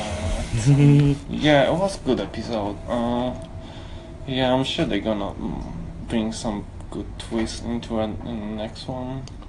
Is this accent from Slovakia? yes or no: yes; Slovakia; I'm obviously from Slovakia, or Czechoslovakia